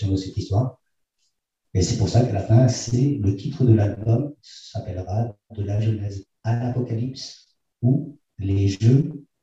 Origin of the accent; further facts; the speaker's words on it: Argentina; born there; Je suis né en Argentine pendant le coup d'État du Chili.